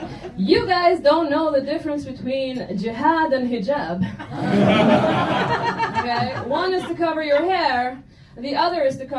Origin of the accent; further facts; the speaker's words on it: Egypt; English is a second language; Growing up in Egypt, English is not actually my first language.